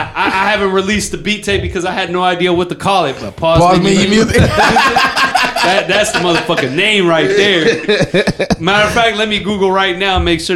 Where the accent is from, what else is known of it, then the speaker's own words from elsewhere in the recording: Puerto Rico; growing up in Puerto Rico